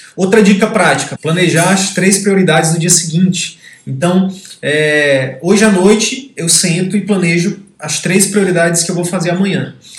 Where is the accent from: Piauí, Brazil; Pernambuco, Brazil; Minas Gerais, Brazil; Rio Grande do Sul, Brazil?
Piauí, Brazil; now in Manaus, Brazil; Eu sou do Piauí, hoje moro em Manaus